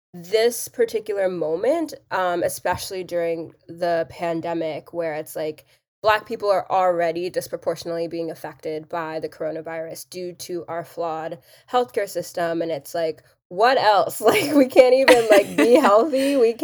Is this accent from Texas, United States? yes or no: yes; Texas, United States; Like, I grew up in Texas.